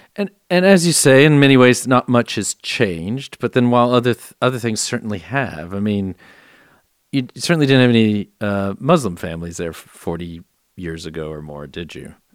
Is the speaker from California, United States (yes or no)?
no; San Antonio, Texas, United States; I was born and raised in San Antonio